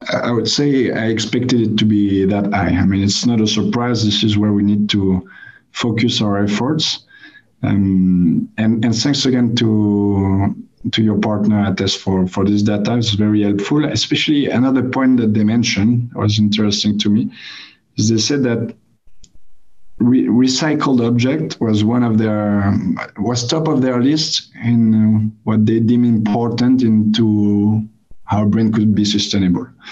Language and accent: English; France; I come from France